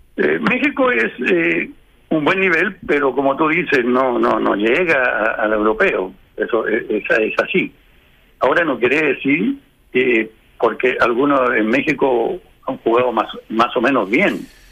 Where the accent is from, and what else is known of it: Chile